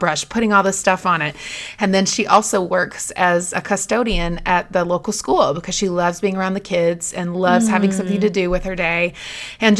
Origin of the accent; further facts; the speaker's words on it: North Carolina, United States; I'm from North Carolina